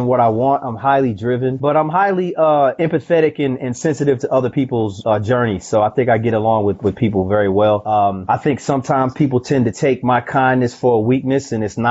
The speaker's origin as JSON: {"language": "English", "region": "the South", "country": "United States", "said": "I'm a country boy. I'm from the South"}